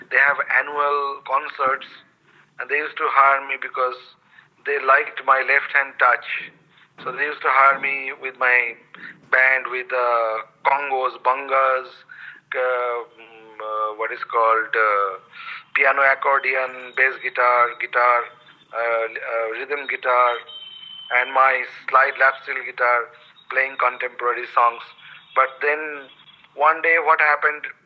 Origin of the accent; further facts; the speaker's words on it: West Bengal, India; first language Bengali; English is a second language; One from my hometown, home language, home culture, Bengali culture